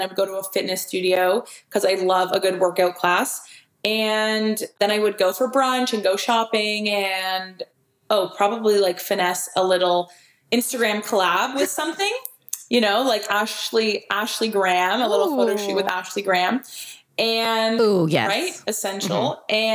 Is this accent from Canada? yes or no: yes; Canada; I'm a Canadian